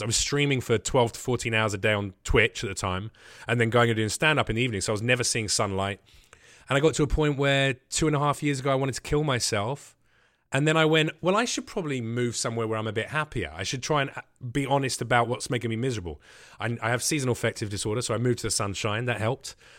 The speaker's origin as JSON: {"language": "English", "region": "England", "country": "United Kingdom", "accent": "English", "moved": "yes", "lives_now": "United States", "said": "Everyone wants to do their English accent when they meet me"}